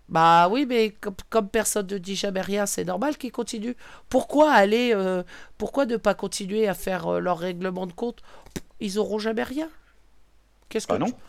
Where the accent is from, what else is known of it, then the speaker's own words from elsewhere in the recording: Brittany, France; bretonne, voilà tout est dit, je suis bretonne